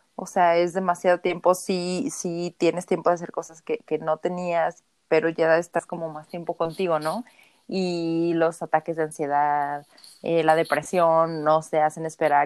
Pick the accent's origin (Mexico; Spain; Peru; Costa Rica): Mexico; nosotros como mexicanos